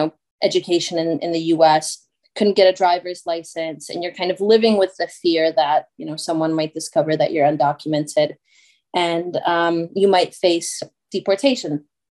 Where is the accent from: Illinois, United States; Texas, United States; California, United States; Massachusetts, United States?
Illinois, United States; Chicago; moved away as an adult; also born or lived in Białystok, Poland; now in Liverpool, United Kingdom; was born in Białystok, Poland, grew up in Chicago, somehow found myself here in the UK organizing with the Polish community.